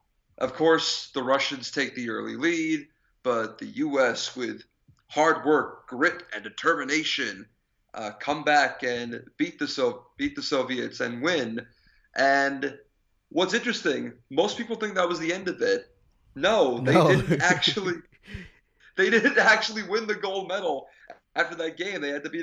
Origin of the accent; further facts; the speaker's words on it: Massachusetts, United States; I'm from Massachusetts!